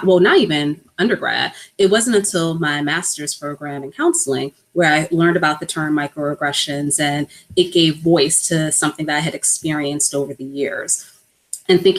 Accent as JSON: {"language": "English", "town": "New York City", "region": "New York", "country": "United States", "tie": "born or raised there", "said": "I was born and raised in New York, but my family is originally from the Virgin Islands. So I'm a first generation American, and I grew up in a predominantly Black part of New York, Harlem"}